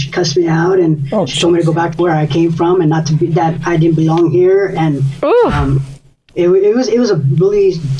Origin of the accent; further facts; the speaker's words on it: Los Angeles, California, United States; moved away; are you from LA? And I was like, oh yeah.